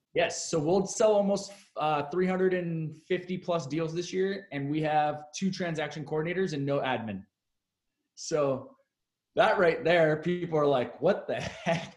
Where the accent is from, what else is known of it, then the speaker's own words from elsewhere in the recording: Seattle, Washington, United States; also born or lived in Chicago; now in San Diego, United States; I'm originally from Seattle